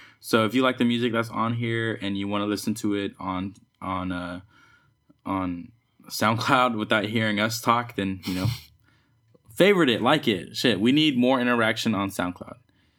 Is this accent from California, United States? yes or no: yes; the Bay Area, California, United States; I'm from the Bay, you know, and like I grew up listening to like the … and shit and like pre hyphy and hyphy and stuff.